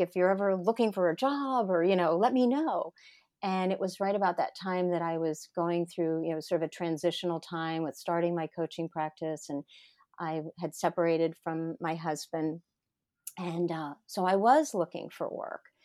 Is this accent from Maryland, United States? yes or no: yes; Lutherville, Maryland, United States; moved away as an adult; also born or lived in Alexandria, Virginia; I grew up in Lutherville, Maryland